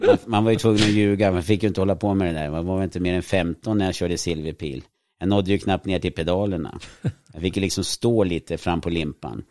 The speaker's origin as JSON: {"language": "Swedish", "country": "Sweden", "tie": "born or raised there", "said": "jag växte upp i ett litet villaområde som var utanför stan"}